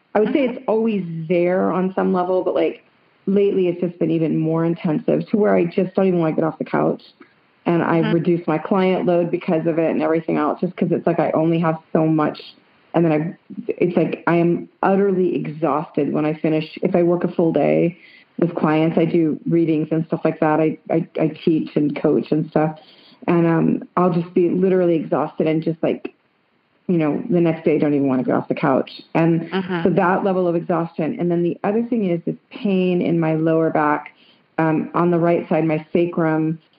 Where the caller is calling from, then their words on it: Santa Cruz, California, United States; I'm calling from Santa Cruz, California.